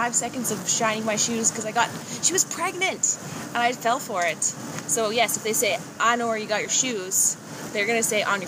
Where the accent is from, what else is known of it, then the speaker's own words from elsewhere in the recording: Saskatchewan, Canada; We're from Saskatchewan, Canada.